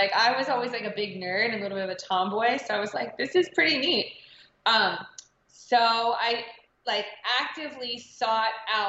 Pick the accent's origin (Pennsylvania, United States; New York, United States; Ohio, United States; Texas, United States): Ohio, United States; Cincinnati; I'm originally from Cincinnati, Ohio.